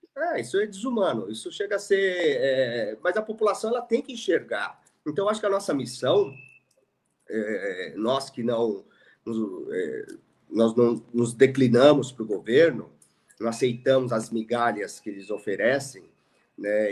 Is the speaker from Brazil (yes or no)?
yes; Suzano, São Paulo, Brazil; eu morei no Parque Maria Helena e jogava bola na rua